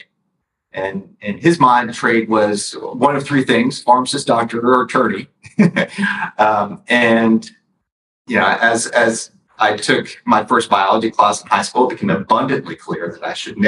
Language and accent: English; Dallas, Texas, United States; also born or lived in Mount Vernon, New York; as native gets nowadays by Dallas standards, but I actually moved here at the age of five.